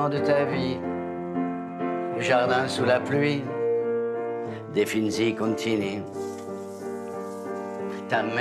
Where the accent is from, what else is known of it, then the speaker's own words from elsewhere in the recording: south-east, France; accent: south-east French; Moi, c'est sud-est.